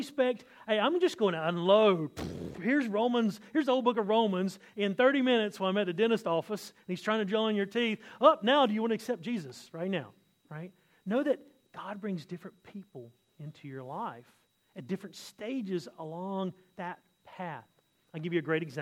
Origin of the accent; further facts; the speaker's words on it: the South, United States; now in Australia; I'm from America